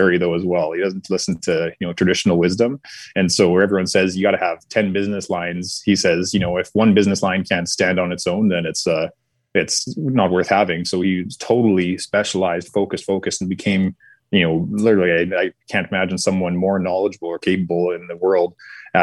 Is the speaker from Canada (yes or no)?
yes; Westlock, Alberta, Canada; also born or lived in Saskatoon, Saskatchewan; I was born in Saskatoon. And then my little brother is born in Westlock, where we finally kind of settled down